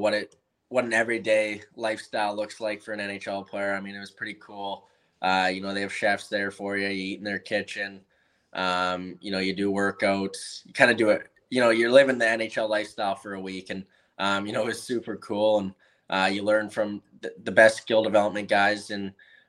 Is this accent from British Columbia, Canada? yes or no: yes; Chilliwack, British Columbia, Canada; I'm from Chilliwack